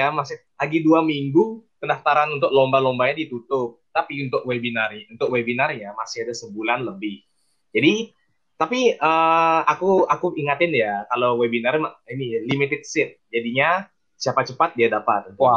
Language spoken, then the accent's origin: Indonesian; Bali, Indonesia; Di sini aku diamanahi sebagai Ketua Farmasius 2020. Aku berasal dari Bali